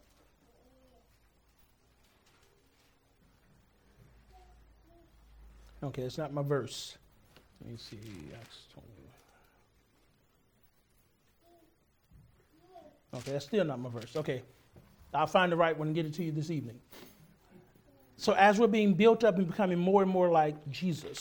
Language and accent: English; Texas, United States; I'm from Texas